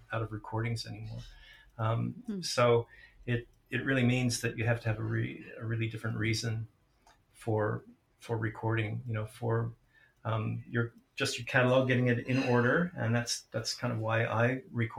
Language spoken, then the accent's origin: English; St. Louis, Missouri, United States; when I was a kid growing up in St. Louis, the Midwest